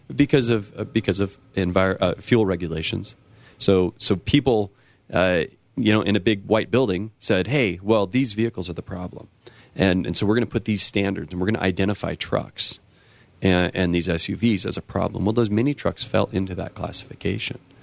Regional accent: near Los Angeles, California, United States; born or raised there; now in Colorado, United States

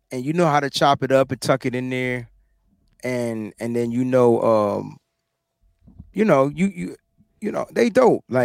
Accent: New York, United States; I'm from New York.

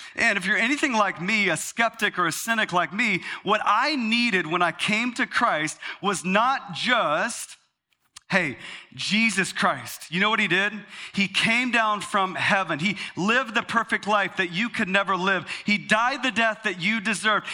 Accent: Texas, United States; now in Arizona, United States; I grew up in Texas

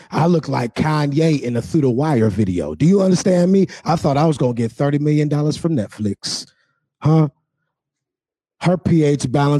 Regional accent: Michigan, United States; I'm from Michigan. I drunk the water. I'm still alive.

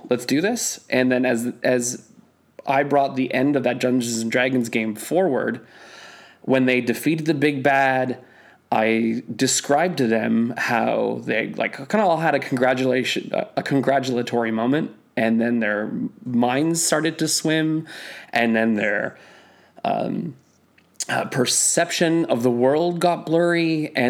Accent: North Bay, Ontario, Canada; I'm from North Bay.

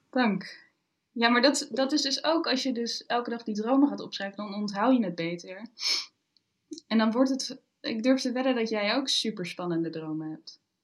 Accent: Almere, Flevoland, Netherlands; moved away as an adult; now in Arnhem, Netherlands; ik ben opgegroeid in Almere en alles is daar nieuwbouw.

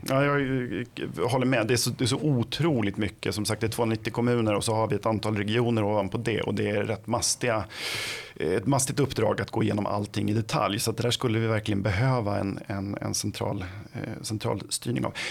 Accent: Flen, Södermanland, Sweden; jag kommer själv från Flen

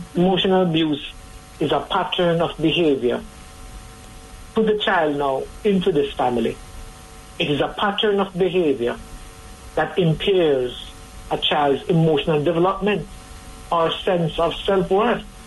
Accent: Jamaica; as a Jamaican society

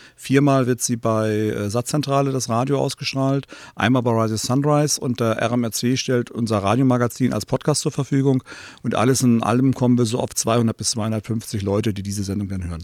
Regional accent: East Germany, Germany; als Ossi

